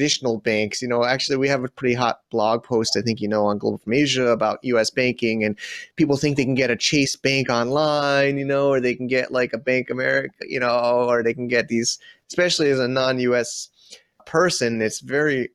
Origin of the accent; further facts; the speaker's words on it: United States; as an American